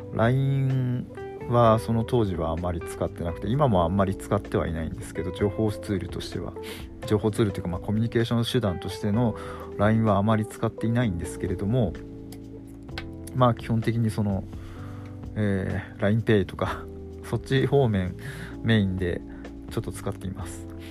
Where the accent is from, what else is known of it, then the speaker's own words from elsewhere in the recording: Fukushima, Japan; 自分は福島県なんですけれども